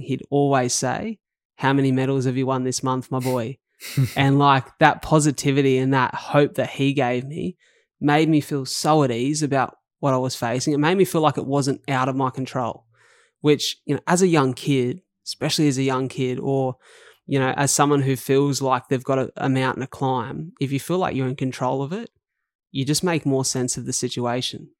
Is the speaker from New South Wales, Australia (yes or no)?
yes; Wollongong, New South Wales, Australia; I grew up in paradise on earth. Um, to other people. That's called Wollongong